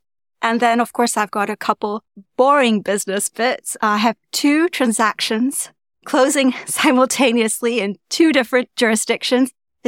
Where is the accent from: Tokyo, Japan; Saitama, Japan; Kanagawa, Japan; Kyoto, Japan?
Tokyo, Japan; also born or lived in Jakarta / Malaysia; And I was born in Tokyo, one of their postings. I feel privileged to have grown up as a third culture kid and spent my childhood in Tokyo, Jakarta, and of course, Malaysia.